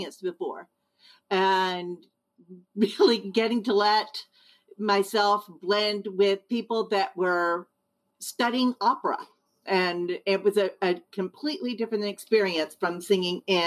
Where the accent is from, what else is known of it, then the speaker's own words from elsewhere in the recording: Texas, United States; moved away as an adult; also born or lived in Spring, Texas / Boston, Massachusetts; now in Hudson, United States; I'm from Texas originally.